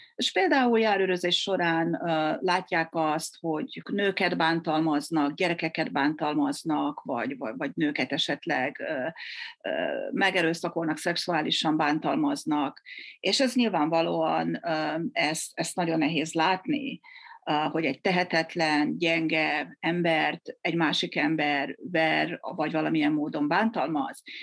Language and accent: Hungarian; Győr, Győr-Moson-Sopron, Hungary; moved away as an adult; now in Canada; én is győri vagyok